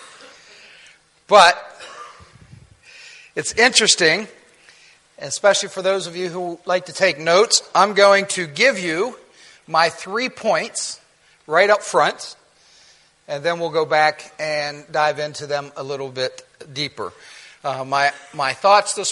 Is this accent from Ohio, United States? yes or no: yes; Ohio, United States; moved away; also born or lived in Virginia; I grew up in Ohio